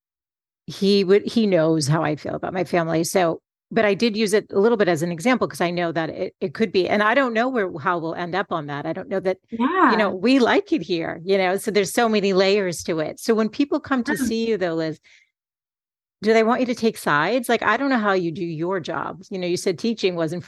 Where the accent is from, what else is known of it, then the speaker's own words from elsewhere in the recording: East Coast, United States; moved away as an adult; now in West Coast, United States; we're on the West Coast, we're from the East Coast